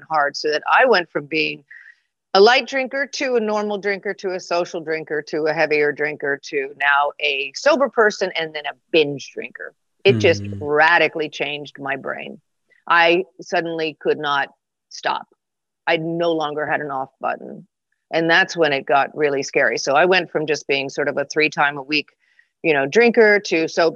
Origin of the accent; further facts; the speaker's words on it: Connecticut, United States; moved away; also born or lived in California; I grew up in Connecticut